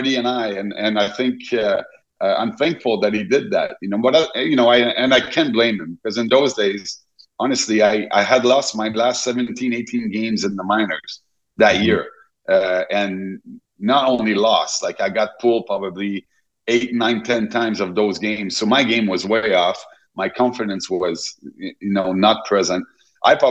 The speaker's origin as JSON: {"language": "English", "region": "Quebec", "country": "Canada", "tie": "born or raised there", "said": "I was fortunate growing up in Quebec"}